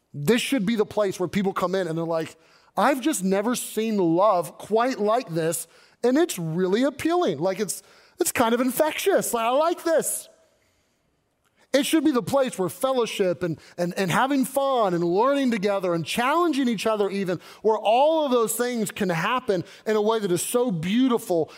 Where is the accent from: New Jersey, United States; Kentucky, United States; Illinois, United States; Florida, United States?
Kentucky, United States; moved away as an adult; also born or lived in Arkansas / Southern California / Northern California; I grew up in Kentucky